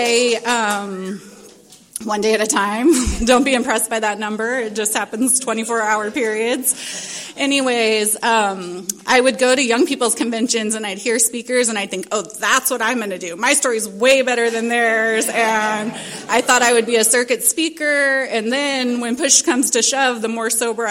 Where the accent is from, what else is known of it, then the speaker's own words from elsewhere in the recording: Little Rock, Arkansas, United States; now in San Diego, United States; I was born in Little Rock, Arkansas, and to two parents